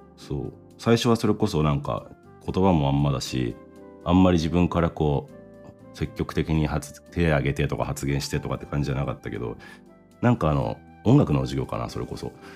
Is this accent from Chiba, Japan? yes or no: yes; Chiba, Japan; also born or lived in United States; 生まれは、えー、千葉県ですね。